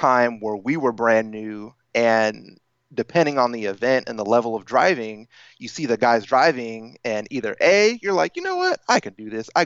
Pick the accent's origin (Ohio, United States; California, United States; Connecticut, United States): California, United States; Sacramento; I'm from Northern California, Sacramento to be exact